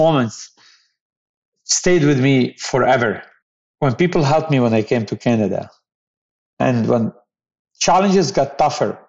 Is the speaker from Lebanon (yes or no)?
yes; Beirut, Beirut Governorate, Lebanon; I grew up in Beirut